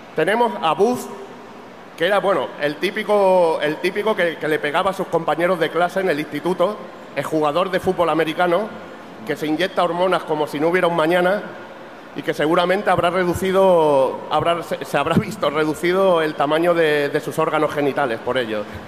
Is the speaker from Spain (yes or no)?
yes; Catalonia, Spain; Yo como buen catalán